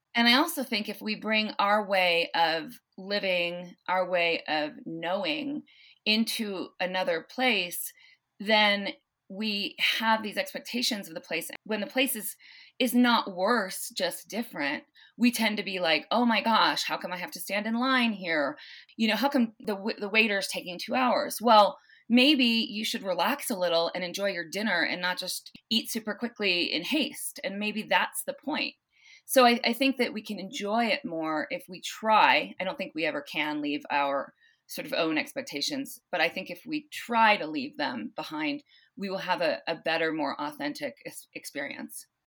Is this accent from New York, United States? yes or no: no; Southern California, United States; also born or lived in San Luis Obispo, California; now in South Lake Tahoe, United States; I grew up in, uh, Southern California